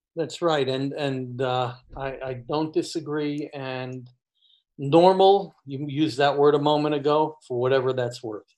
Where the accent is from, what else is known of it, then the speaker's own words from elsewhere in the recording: New York, United States; when I was younger, uh, living, growing up in New York